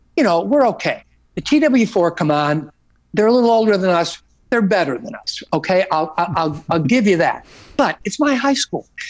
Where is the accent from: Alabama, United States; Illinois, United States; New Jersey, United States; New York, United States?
Illinois, United States; Oak Lawn; growing up in the Oaklawn uh, hometown area